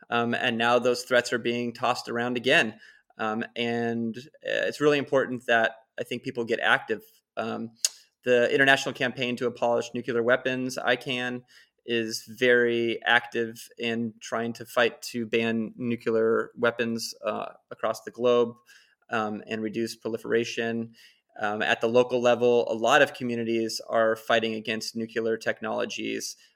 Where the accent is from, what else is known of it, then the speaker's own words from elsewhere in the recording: California, United States; Well, and look at in my home state now, uh, Diablo is up and running and it's going to be extended.